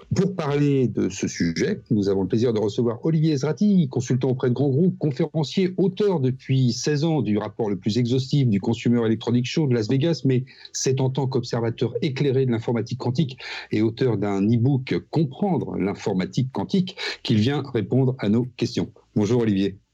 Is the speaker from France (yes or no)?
yes; France; nous, en tant que Français